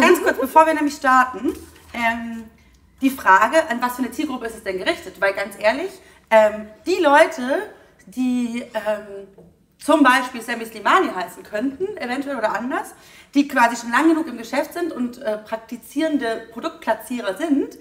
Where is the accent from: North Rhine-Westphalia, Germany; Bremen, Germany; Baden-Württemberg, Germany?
Baden-Württemberg, Germany; Heidelberg; ich in Heidelberg geboren